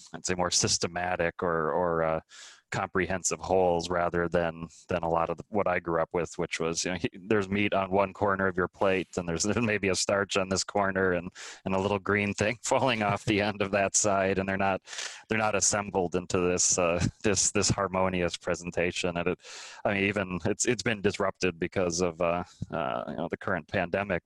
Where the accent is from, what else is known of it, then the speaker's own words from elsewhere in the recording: Minnesota, United States; moved away; also born or lived in China; I grew up in Minnesota in the United States